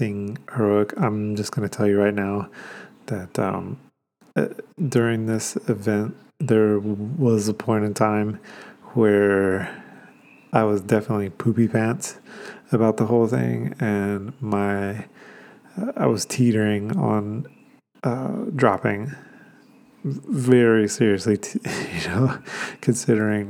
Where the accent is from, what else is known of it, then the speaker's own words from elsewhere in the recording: Georgia, United States; moved away; also born or lived in Atlanta, Georgia; This particular 100-miler takes place in my hometown, so it was all together, kind of like, you know, going back to see my family, going back to see my friends from high school, getting to see the town that I spent my high school years